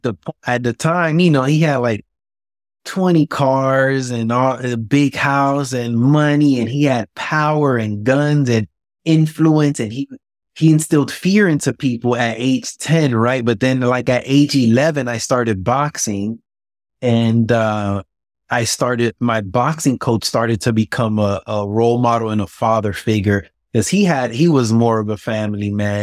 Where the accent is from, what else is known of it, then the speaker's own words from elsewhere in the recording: Miami, Florida, United States; Man, I mean, it was tough. I had a very rough upbringing. I seen it all before age of 10. I saw it all. When I was born in Miami, I was really poor.